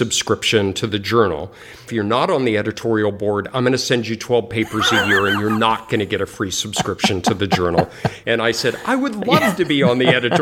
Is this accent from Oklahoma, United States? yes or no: no; Colorado, United States; I grew up in Colorado and was a skier